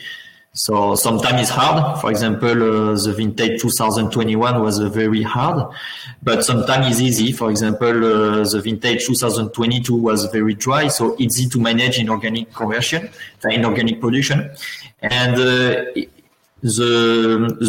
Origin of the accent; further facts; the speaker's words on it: Bordeaux, Nouvelle-Aquitaine, France; English is a second language; I'm born in Bordeaux. I grew up in Bordeaux.